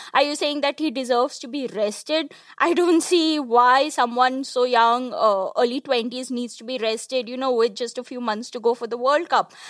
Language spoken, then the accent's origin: English; India; an Indian cricket fan